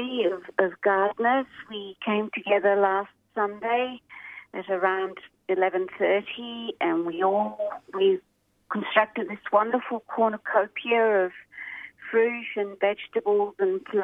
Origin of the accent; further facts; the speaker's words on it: Portugal; now in Australia; I was born in Portugal.